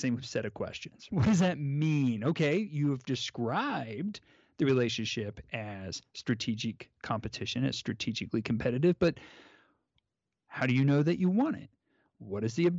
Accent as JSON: {"language": "English", "country": "United States", "said": "I'm an American"}